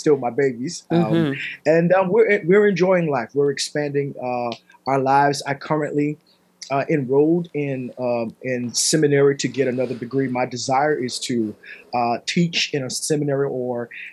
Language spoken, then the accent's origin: English; United States; as an American Christian with a Christian frame of thought and worldview